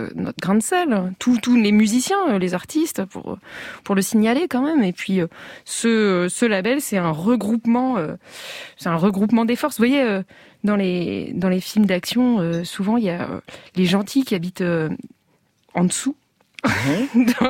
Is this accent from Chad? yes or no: no; Saint-Nazaire, Pays de la Loire, France; j'ai grandi à Saint-Nazaire.